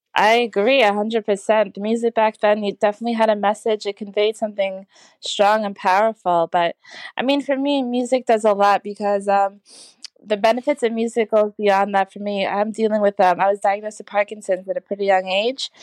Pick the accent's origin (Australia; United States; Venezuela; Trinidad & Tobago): Trinidad & Tobago; I'm from Trinidad